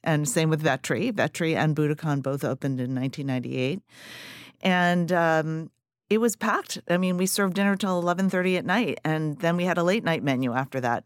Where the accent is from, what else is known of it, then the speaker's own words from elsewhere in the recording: New Jersey, United States; moved away as an adult; now in Philadelphia, United States; I'm, I'm originally from New Jersey